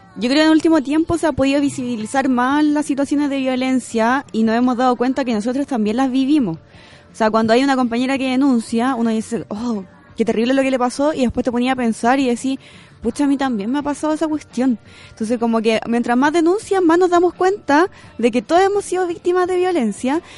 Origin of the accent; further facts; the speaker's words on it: Curicó, Maule, Chile; moved away as an adult; now in Santiago, Chile; vengo de Curicó.